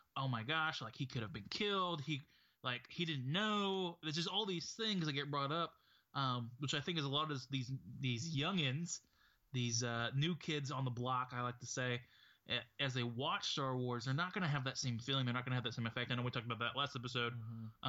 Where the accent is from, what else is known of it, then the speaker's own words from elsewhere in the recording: United States; as an American